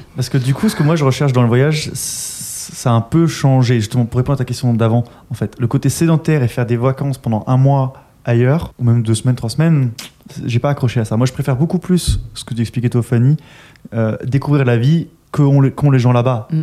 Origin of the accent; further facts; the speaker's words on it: Austria; moved away; je viens d'Autriche.